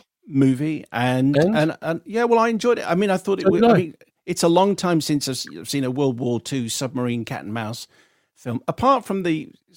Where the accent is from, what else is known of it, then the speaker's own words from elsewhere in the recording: United Kingdom; now in Moscow, Russia; And as I'm a British resident in Moscow, I've been for the last 25 years